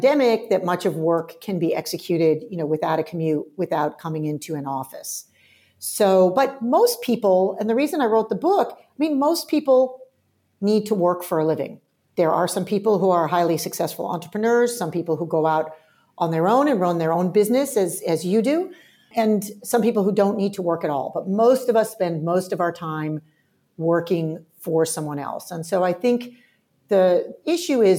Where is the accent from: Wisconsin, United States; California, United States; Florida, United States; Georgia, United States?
California, United States; near Stanford University; moved away as an adult; now in Australia; I did grow up in the US, and I grew up near Stanford University